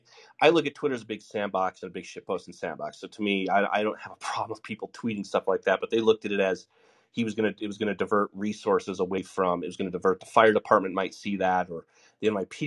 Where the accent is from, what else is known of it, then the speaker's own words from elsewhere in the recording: Denver, Colorado, United States; moved away; also born or lived in Los Angeles / Portland / New York City; I lived in Los Angeles. I lived in Portland. Obviously I'm from Denver, Colorado, which is not, it's the safest place for natural disasters in the country.